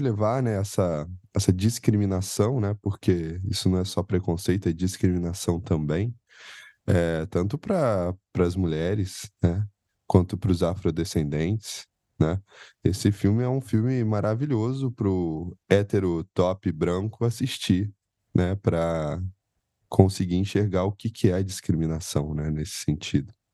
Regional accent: Penedo, Rio de Janeiro, Brazil; moved away as an adult; now in São Paulo, Brazil; eu sou do interior do Rio, e não sei se o povo sabe, eu sou de uma colônia finlandesa no interior do Rio chamada Penedo

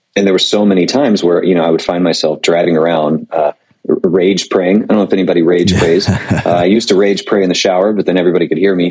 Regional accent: Panama City Beach, Florida, United States; moved away; I'm originally from Panama City Beach, Florida

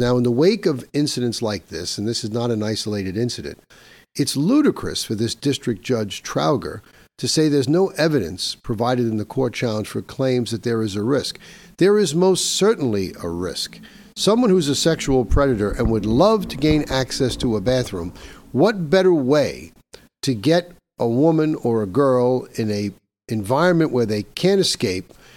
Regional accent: New York, United States; my home state of New York

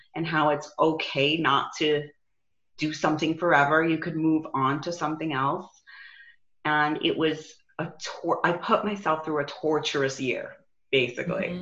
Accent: New York, United States; now in Arizona, United States; I'm from New York

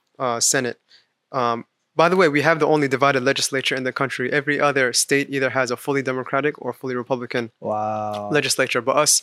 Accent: Virginia, United States; moved away; also born or lived in Washington, D.C.; So I was born in Washington, D.C., raised in Virginia.

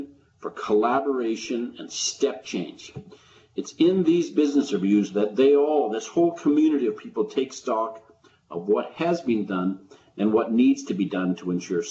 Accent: Calgary, Alberta, Canada; I'm in the second warmest day of Calgary for the summer in my hometown.

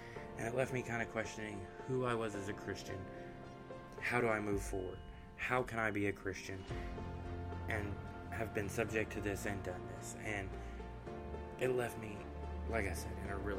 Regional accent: the South, United States; I was raised in the South, in a Baptist home

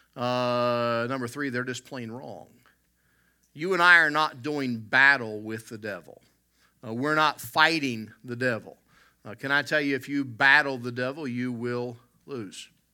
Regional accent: the South, United States; growing up in the South

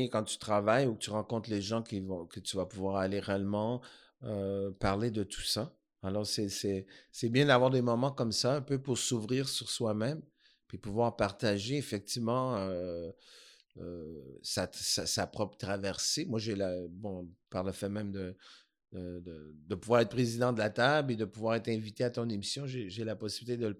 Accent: Montreal, Quebec, Canada; born there; je suis né à Montréal.

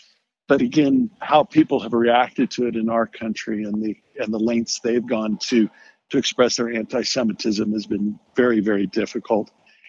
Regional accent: United States; And where I'm sorry as an American about this is having a bipartisan investigation of it is really what we need.

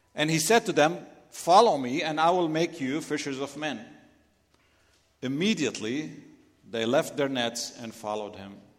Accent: Lebanon; accent: Lebanese; English is a second language; moved away; If you're wondering where my accent is from, I'm Lebanese

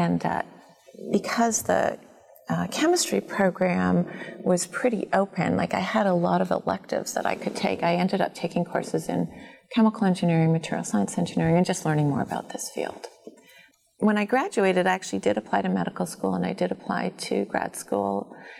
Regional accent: Toronto, Ontario, Canada; I grew up in Toronto

